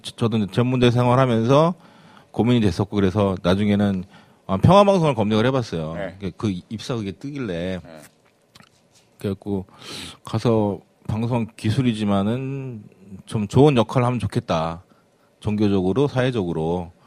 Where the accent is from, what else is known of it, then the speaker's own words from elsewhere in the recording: Incheon, South Korea; 제가 고향이 인천 주안이거든요